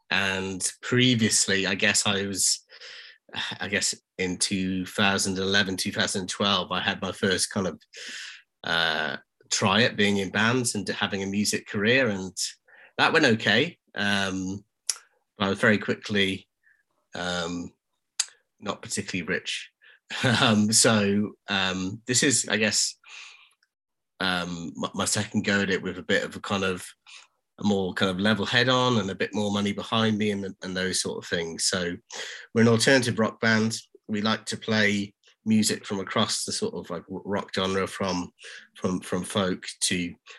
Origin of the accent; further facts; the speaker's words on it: Cardiff, Wales, United Kingdom; now in Newcastle, United Kingdom; I'm not originally from Newcastle, so I moved up from Cardiff in Wales.